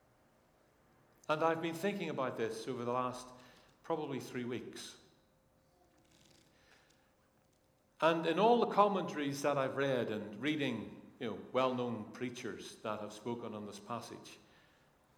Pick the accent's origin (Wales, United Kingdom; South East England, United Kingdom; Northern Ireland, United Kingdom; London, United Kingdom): Northern Ireland, United Kingdom; now in England; I come from Northern Ireland